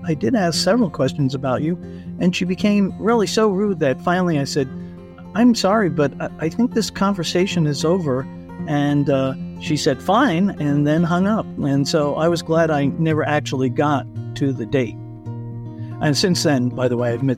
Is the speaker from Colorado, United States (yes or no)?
yes; Colorado, United States; I'm from Colorado